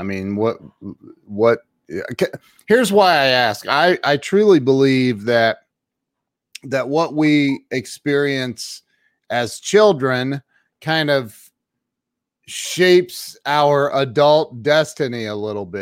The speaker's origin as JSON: {"language": "English", "region": "Ohio", "country": "United States", "also_born_or_lived": "Marion, Ohio", "said": "I'm from Ohio"}